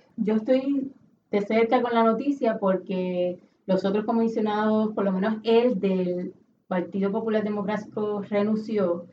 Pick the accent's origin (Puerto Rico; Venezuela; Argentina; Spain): Puerto Rico; todos nosotros como puertorriqueños